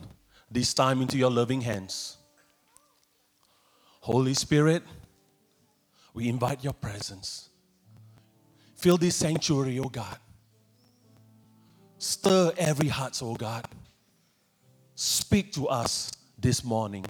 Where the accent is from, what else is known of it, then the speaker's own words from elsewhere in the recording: Singapore; moved away as an adult; now in Thailand; I'm originally from Singapore, but I've been serving as a missionary in Thailand for almost 2 decades